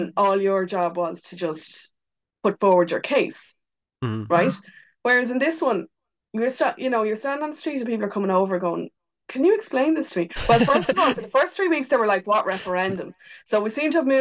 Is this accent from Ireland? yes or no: yes; Ireland; us as Irish people